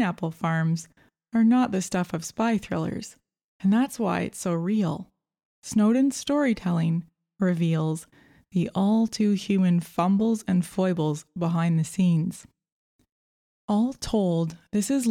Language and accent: English; Canada; As a Canadian